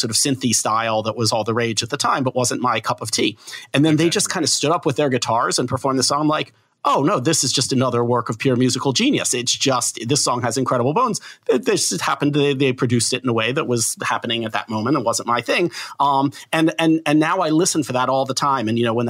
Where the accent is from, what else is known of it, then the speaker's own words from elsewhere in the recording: Philadelphia, Pennsylvania, United States; I'm from Philadelphia, so you know, I grew up with a … in my bloodstream